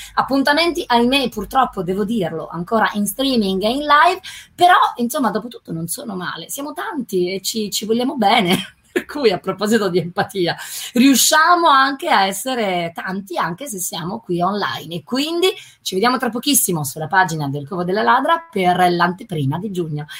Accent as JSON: {"language": "Italian", "town": "Milan", "region": "Lombardy", "country": "Italy", "said": "io da milanese"}